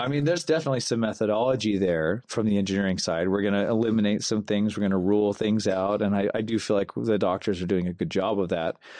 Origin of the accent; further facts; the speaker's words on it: Kanab, Utah, United States; also born or lived in Fillmore, Utah; we grew up in Kanab